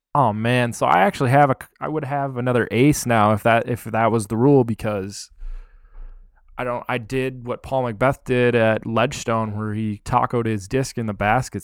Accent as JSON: {"language": "English", "region": "Minnesota", "country": "United States", "said": "I'm from Minnesota"}